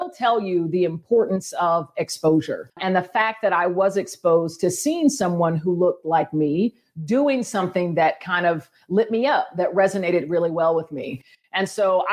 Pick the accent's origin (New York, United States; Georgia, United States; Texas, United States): Georgia, United States; Powder Springs; I am from Powder Springs, Georgia, originally, which is about 25 minutes northwest of the city.